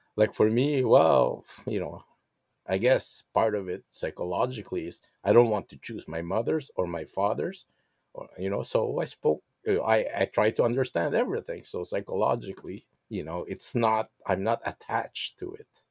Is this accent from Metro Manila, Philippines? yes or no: yes; Manila, Metro Manila, Philippines; English is a second language; also born or lived in Quezon City; I grew up in Manila, which later on wa, uh, moved to Quezon City, which, uh, spoke Tagalog mainly.